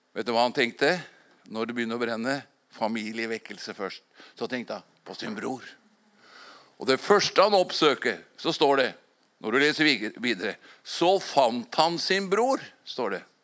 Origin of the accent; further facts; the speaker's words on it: Fåberg, Innlandet, Norway; for 57 år tilbake når jeg vokste opp på Fåberg